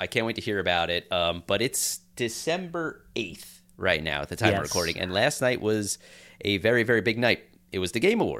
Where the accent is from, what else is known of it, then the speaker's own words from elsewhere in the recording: Long Island, New York, United States; And I was born on Long Island.